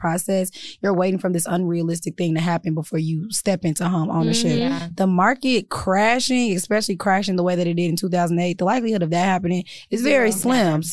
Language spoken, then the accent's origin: English; Chicago, Illinois, United States; I'm from Chicago